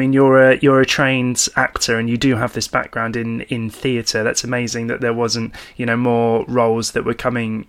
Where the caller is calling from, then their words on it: London, United Kingdom; because I'm phoning you from London right now